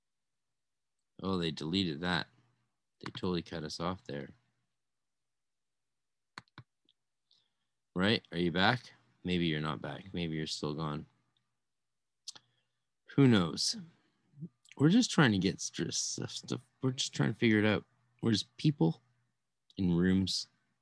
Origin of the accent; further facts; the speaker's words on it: Canada; also born or lived in California; I'm a Canadian